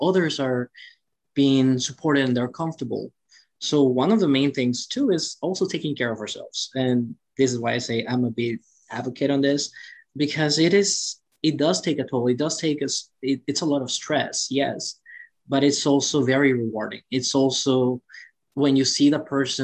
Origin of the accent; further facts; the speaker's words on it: Cancun, Quintana Roo, Mexico; now in United States; I'm actually born in Mexico, right? I'm from Cancun, Mexico, which everyone loves it because it's Cancun. I know, it's the beach and everything. However, I was raised in the poor side